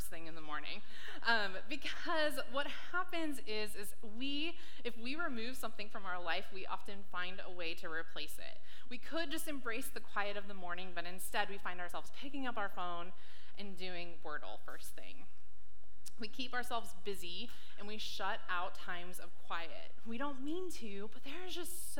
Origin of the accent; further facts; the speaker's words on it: San Diego, California, United States; now in Washington, United States; I grew up in San Diego, California, and then moved up to Washington in 2007.